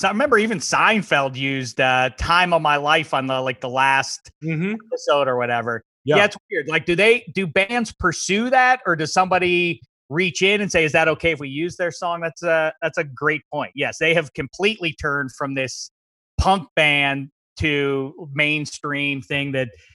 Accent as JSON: {"language": "English", "town": "Pittsburgh", "region": "Pennsylvania", "country": "United States", "also_born_or_lived": "Chicago", "moved": "yes", "lives_now": "Los Angeles, United States", "said": "I'm from Pittsburgh"}